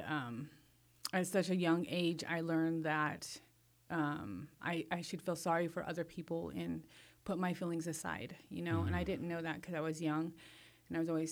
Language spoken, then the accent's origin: English; Madras, Oregon, United States; also born or lived in Culver, Oregon / Warm Springs Reservation, Oregon; now in Warm Springs, United States; I grew up in Madras and Culver. Grew up in Madras, rode horses, did rodeo and all